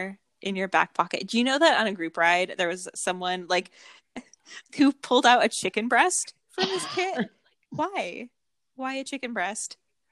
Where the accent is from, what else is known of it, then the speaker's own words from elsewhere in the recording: Buffalo, New York, United States; now in Minnesota, United States; I am from Buffalo